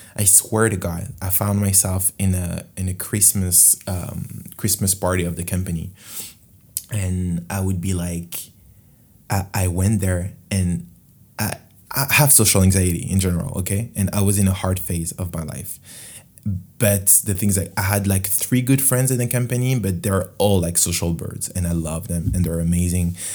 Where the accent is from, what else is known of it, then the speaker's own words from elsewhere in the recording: France; English is a second language; In French, huh, obviously, because I'm from France.